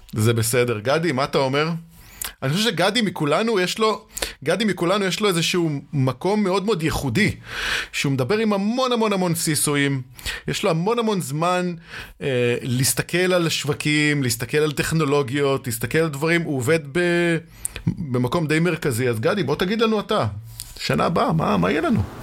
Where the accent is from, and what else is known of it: Israel